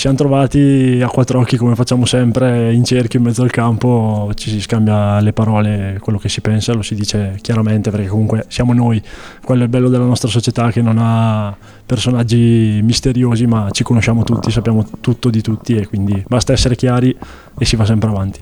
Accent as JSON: {"language": "Italian", "town": "Castiglione delle Stiviere", "region": "Lombardy", "country": "Italy", "moved": "as an adult", "lives_now": "Trento, Italy", "said": "Castiglione delle Stiviere in realtà, ma dico Desenzano perché è più conosciuta."}